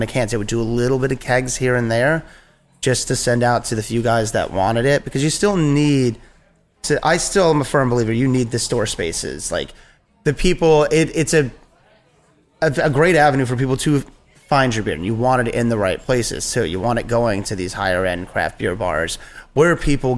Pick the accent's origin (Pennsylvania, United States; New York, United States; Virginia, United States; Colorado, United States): Virginia, United States; now in Nyack, United States; I grew up in Virginia.